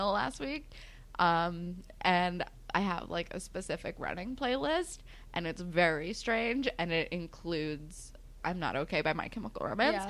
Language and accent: English; New Jersey, United States; I'm from New Jersey